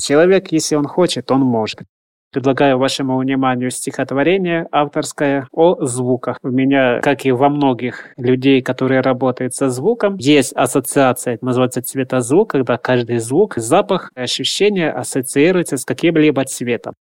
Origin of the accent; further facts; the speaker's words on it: Romny, Sumy Oblast, Ukraine; Родился я на Украине, на Сумщине, в городе Рамны